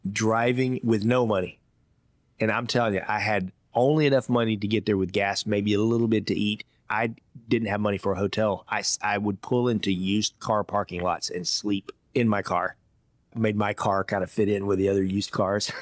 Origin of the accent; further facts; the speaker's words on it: Georgia, United States; moved away as an adult; also born or lived in Iowa / Hong Kong / Indiana; My first job as a fifteen-year-old kid growing up in Georgia, I worked in a Chinese restaurant.